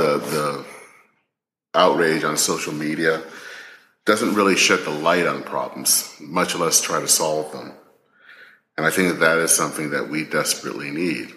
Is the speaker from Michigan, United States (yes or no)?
yes; Flint, Michigan, United States; the home where I grew up in Flint, Michigan